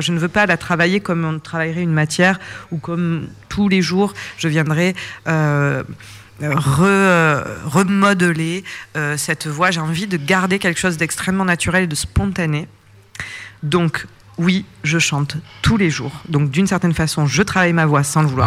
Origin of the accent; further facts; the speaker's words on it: Provence-Alpes-Côte d'Azur, France; je suis originaire de Provence, c'est mon pays